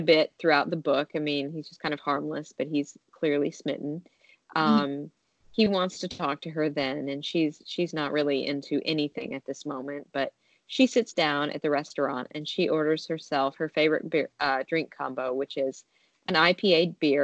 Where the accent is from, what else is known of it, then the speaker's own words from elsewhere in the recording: Nashville, Tennessee, United States; my hometown of Nashville, Tennessee